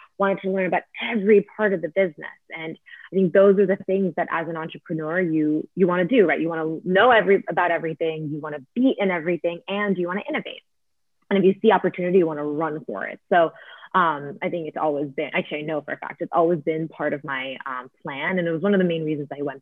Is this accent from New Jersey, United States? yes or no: yes; Northern New Jersey, United States; I grew up in, you know, like Northern New Jersey in a very nice suburban environment